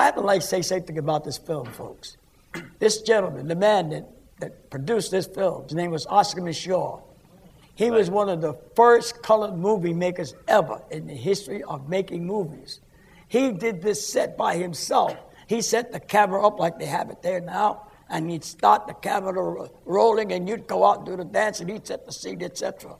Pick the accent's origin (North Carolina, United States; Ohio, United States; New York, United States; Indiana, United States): New York, United States; New York City; also born or lived in Harlem, New York City; I'm from Hell's Kitchen, 27th Street between 9th and 10th Avenue. And I grew up with a lot of mixed people, Italians, Germans, Jewish people, colored people, Spanish people.